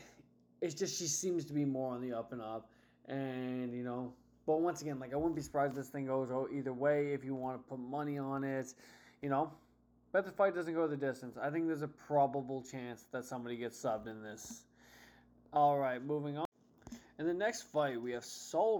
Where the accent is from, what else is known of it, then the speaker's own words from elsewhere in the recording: Canada; I'm Canadian